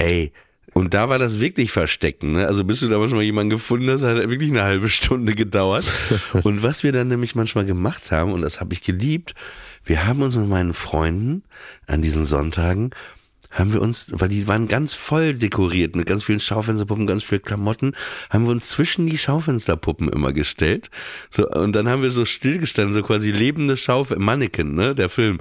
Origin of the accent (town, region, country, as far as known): Papenburg, Lower Saxony, Germany; born or raised there; moved away